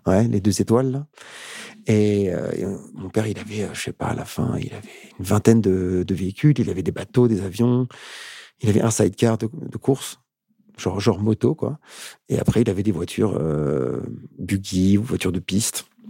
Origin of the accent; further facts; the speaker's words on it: Paris suburbs, Île-de-France, France; j'ai une enfance super cool, super chouette en banlieue parisienne